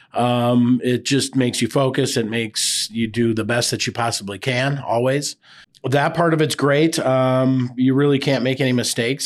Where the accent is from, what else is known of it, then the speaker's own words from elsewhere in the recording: Burnsville, Minnesota, United States; now in Hudson, United States; I grew up in Burnsville.